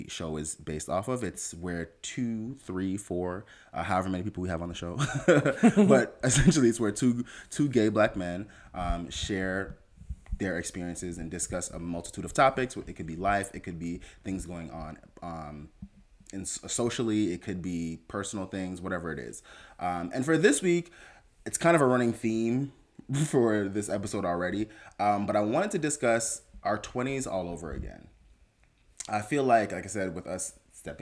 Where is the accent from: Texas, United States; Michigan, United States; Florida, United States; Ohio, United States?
Florida, United States; Fort Lauderdale; also born or lived in Jamaica; We came here from Jamaica when I was 6, lived in Fort Lauderdale.